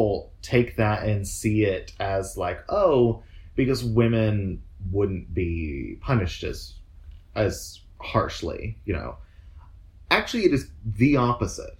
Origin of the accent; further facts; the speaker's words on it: Oklahoma, United States; accent: South voice; also born or lived in Texas; we grew up in Oklahoma